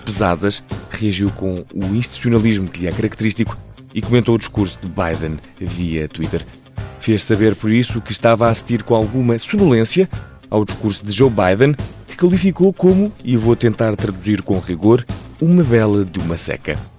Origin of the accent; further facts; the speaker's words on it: Portugal; em Portugal, desde pequenos, somos ensinados